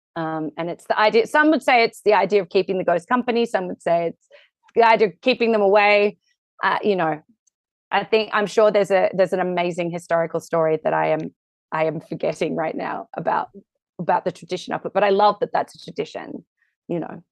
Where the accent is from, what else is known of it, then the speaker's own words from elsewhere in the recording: Australia; moved away; I'm very Australian